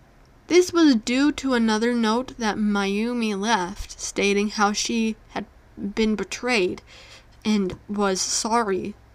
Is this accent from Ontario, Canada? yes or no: yes; Pickering, Ontario, Canada; On St. Patrick's Day in 1995, in my hometown of Pickering, Ontario, six teenage boys went missing.